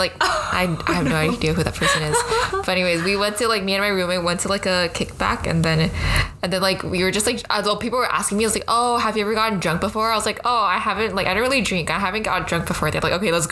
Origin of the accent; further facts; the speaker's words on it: Taiwan; accent: American; moved away as an adult; also born or lived in Hawaii, United States / California, United States; now in Los Angeles, United States; So I was born in Hawaii, and then I moved to Taiwan when I was 8, and then I attended like local Mandarin speaking schools all the way into high school